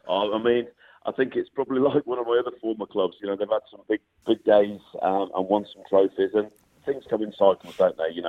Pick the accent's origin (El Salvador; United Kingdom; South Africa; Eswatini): United Kingdom; England; moved away as an adult; now in Edinburgh, United Kingdom; Us Englishmen have got to stick together.